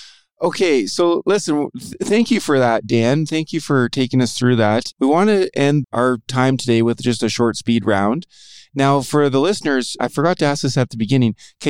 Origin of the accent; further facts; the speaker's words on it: Saskatoon, Saskatchewan, Canada; I am actually from Saskatchewan, grew up in Saskatoon, Saskatchewan.